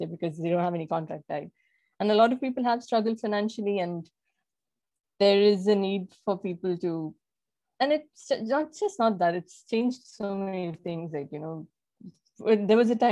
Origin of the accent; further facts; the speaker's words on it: Kerala, India; moved away as an adult; my hometown in Kerala. I've always lived in different parts of the country